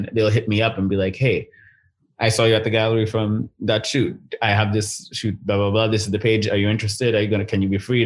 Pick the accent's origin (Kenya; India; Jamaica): Kenya; now in Vancouver, Canada; I'm from Kenya